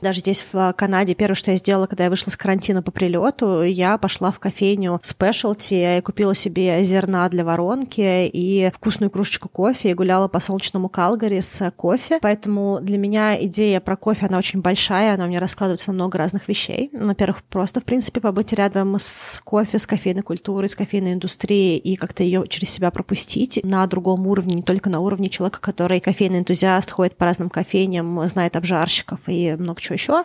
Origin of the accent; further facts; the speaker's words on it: Moscow, Russia; now in Vancouver, Canada; Я выросла в Москве